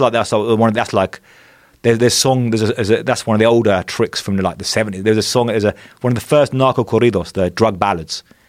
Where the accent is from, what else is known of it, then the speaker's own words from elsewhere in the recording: England, United Kingdom; moved away as an adult; now in Mexico; I grew up in England, which is, you know, pretty safe place relatively